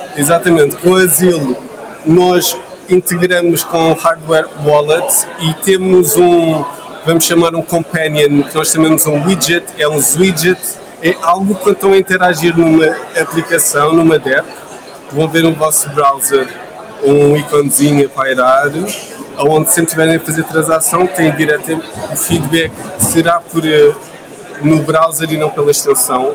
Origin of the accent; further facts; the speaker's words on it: Lisbon, Portugal; eu sou lisboeta